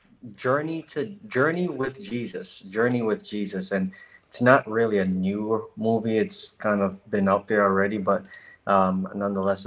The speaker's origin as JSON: {"language": "English", "town": "Grand Rapids", "region": "Michigan", "country": "United States", "tie": "born or raised there", "also_born_or_lived": "Anambra State, Nigeria", "said": "I was born in Nigeria, another country. But I moved to Grand Rapids when I was 6 years old in 2003"}